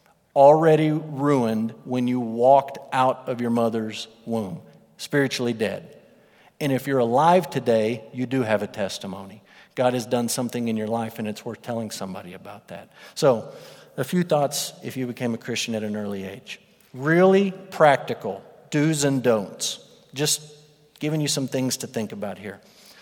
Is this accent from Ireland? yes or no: no; Russia; born there; The first thing that would come out of my mouth is, I was born in Russia.